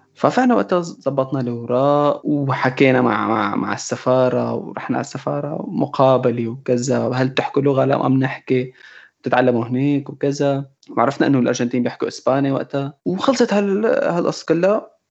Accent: Syria; moved away as an adult; now in Argentina; انا ما سافرت من سوريا

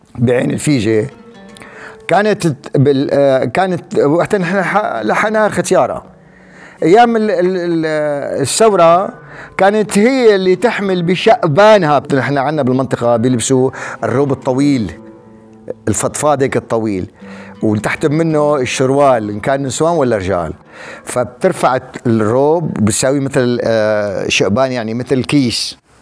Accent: Wadi Barada, Rif Dimashq, Syria; انا من وادي برده

